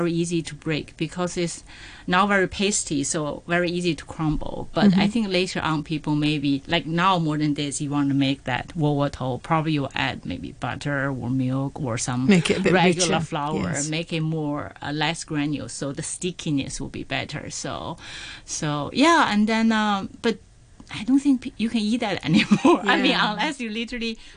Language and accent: English; Beijing, China; moved away as an adult; also born or lived in Boston, United States / New York City, United States; now in Hong Kong; I live in the north. I was born in Beijing